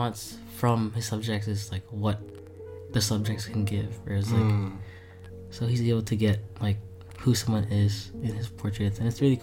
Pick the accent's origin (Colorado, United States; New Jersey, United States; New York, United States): New Jersey, United States; also born or lived in East Brunswick, New Jersey; I was born in Jersey City, and I lived there till I was... 11